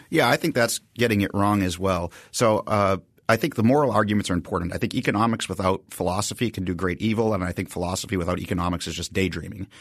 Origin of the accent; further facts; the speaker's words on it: Haverhill, Massachusetts, United States; I grew up in Haverhill, Massachusetts